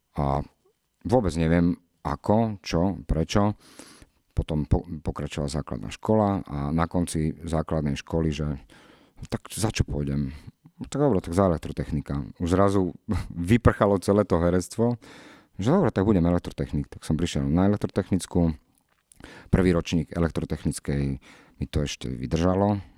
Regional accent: Nitrianske Hrnčiarovce, Nitra Region, Slovakia; also born or lived in Čifáre; ja som vyrastal v Čifároch najprv, odkiaľ mamina pochádza moja, potom sme sa presťahovali, e, do Hrnčiaroviec, kde som- do Nitrianských Hrnčiaroviec

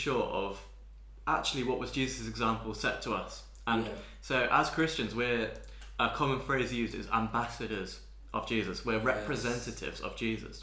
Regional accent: Bath, South West England, United Kingdom; I ended up growing up in Bath

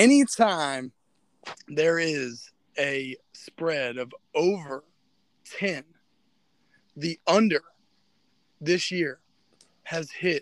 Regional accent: United States; as an American

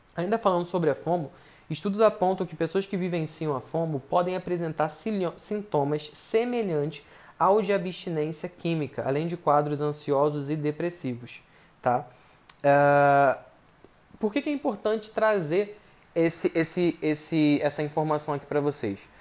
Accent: Brazil; eu, pelo menos como brasileiro

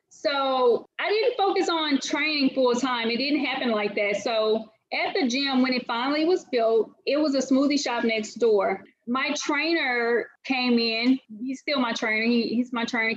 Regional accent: Winona, Mississippi, United States; now in Atlanta, United States; I grew up in Mississippi my entire life, a little small city called Winona, Mississippi.

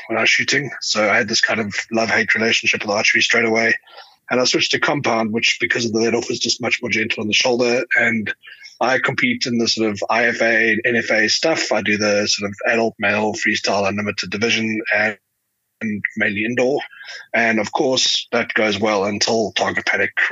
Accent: Johannesburg, Gauteng, South Africa; I'm a South African. I live in Johannesburg. I born and bred here

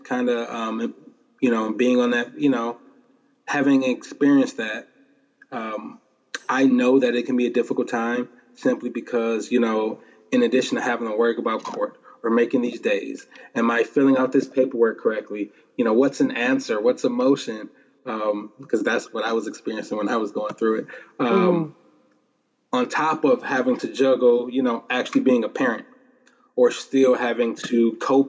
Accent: Detroit, Michigan, United States; growing up in Detroit, 7 mile area

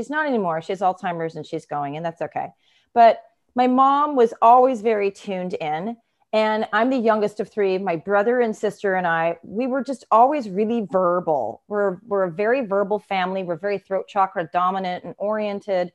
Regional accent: Ishpeming, Michigan, United States; I was born in Ishpeming, Michigan, in the UP.

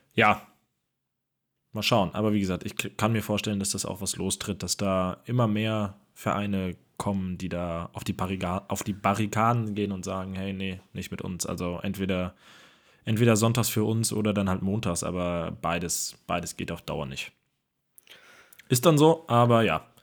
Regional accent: Hamburg, Germany; hier in meiner Heimatstadt

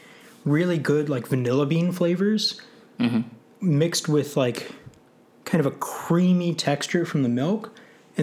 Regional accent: Midwest, United States; moved away; I'm from the Midwest.

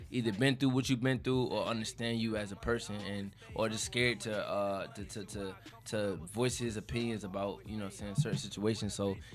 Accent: Newark, New Jersey, United States; moved away; I'm from Newark, New Jersey. That's where I'm from.

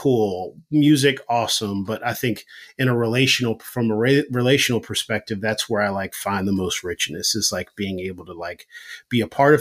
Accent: Philadelphia, Pennsylvania, United States; moved away as an adult; now in New York, United States; I'm from Philly

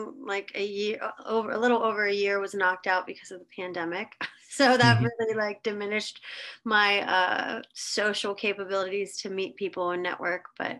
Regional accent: Pittsburgh, Pennsylvania, United States; also born or lived in Los Angeles, California; now in Nashville, United States; Yeah, I was born in Pittsburgh, Pennsylvania.

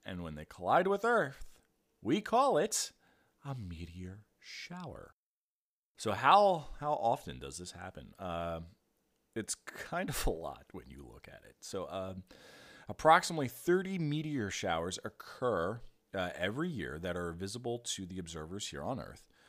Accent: southern New Jersey, United States; moved away as an adult; also born or lived in Philadelphia, Pennsylvania; I grew up in the woods in southern New Jersey

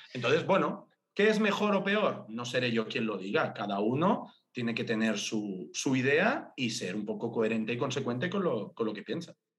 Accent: Sabadell, Catalonia, Spain; Yo soy de Sabadell

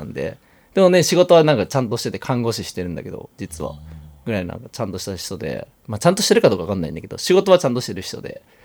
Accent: Yufu, Oita, Japan; 塚原っていう町に生まれました、僕は

